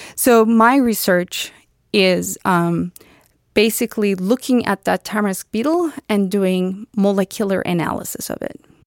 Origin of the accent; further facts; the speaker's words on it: Istanbul, Turkey; moved away as an adult; now in United States; I was born and raised in Turkey, in Istanbul, Turkey